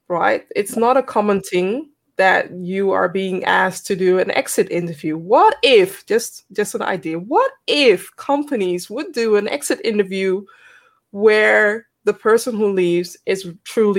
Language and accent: English; Netherlands; I'm from the Netherlands